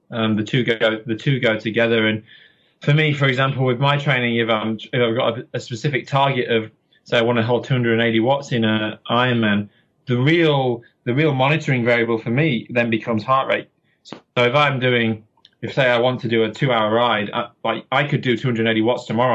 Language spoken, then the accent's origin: English; Yorkshire and the Humber, United Kingdom; now in Auckland, New Zealand; I'm from Yorkshire in England